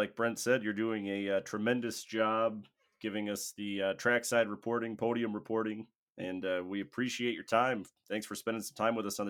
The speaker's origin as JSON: {"language": "English", "region": "Wisconsin", "country": "United States", "said": "We're from Wisconsin."}